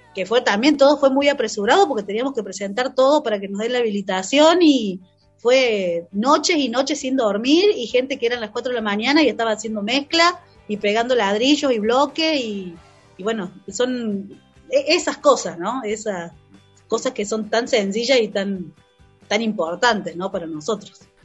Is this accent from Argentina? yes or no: yes; Cosquín, Córdoba, Argentina; De Cosquín